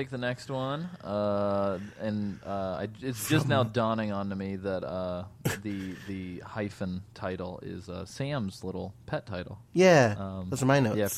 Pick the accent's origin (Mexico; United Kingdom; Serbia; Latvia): Mexico; The first time I saw uh, Metal Gear Solid was in my hometown in Mexico. My big brother had bought it